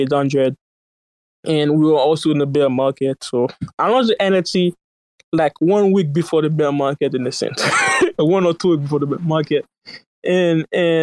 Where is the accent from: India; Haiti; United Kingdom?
Haiti; now in United States; I didn't grow up in the U.S. So one hour I would say I live in the U.S., but I grew up in Haiti, in a sense.